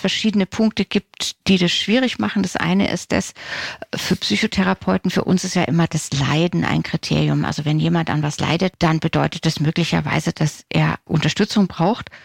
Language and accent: German; Germany; bei uns in Deutschland